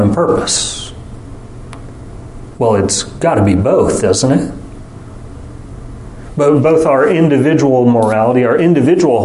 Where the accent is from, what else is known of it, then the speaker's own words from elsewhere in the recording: United States; we, as American Westerners